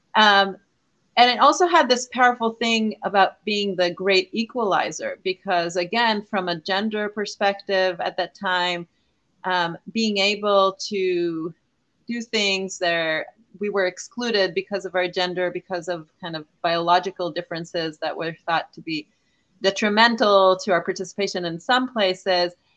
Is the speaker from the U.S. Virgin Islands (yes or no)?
no; Israel; moved away as an adult; now in California, United States; I am Israeli. I was born in Israel